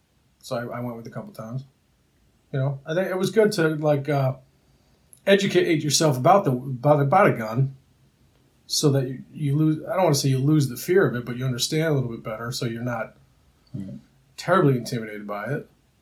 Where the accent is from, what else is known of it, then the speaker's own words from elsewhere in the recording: New Jersey, United States; also born or lived in Chicago; So I was born in Jersey. And we left Jersey when I was 3 and spent 9-10 years in Chicago. And then moved back to Jersey, and I spent my middle school years and my high school years in Jersey.